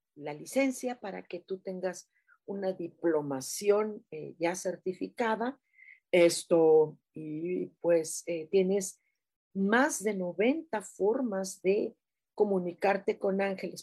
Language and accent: Spanish; Mexico City, Mexico; Así somos los chilangos.